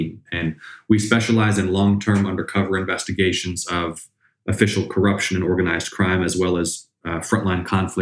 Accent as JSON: {"language": "English", "town": "Atlanta", "region": "Georgia", "country": "United States", "tie": "born or raised there", "said": "growing up in Atlanta, you're immersed in that history"}